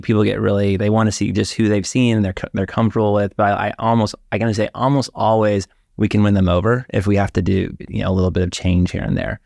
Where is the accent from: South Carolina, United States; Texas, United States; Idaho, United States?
Texas, United States; Dallas; moved away as an adult; also born or lived in Austin, Texas; growing up in Dallas, my brother